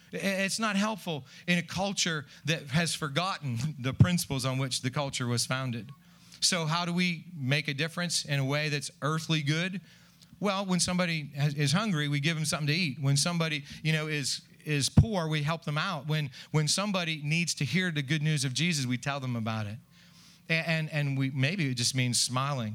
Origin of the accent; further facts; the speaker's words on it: United States; I'm an American